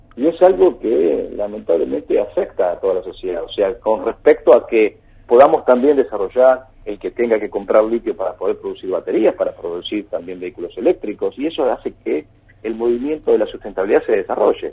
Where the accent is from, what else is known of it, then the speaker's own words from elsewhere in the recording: Argentina; la gran problemática que tenemos en, en Argentina